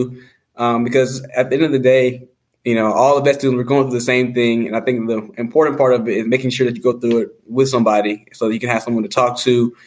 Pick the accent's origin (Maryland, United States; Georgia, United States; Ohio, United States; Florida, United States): Georgia, United States; Marietta; moved away as an adult; also born or lived in Jefferson City, Missouri; now in West Lafayette, United States; I am from Marietta, Georgia.